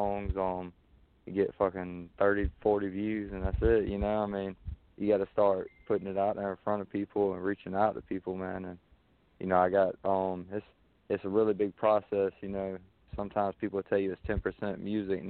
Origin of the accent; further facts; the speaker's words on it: South Carolina, United States; the way we grew up around here in South Carolina.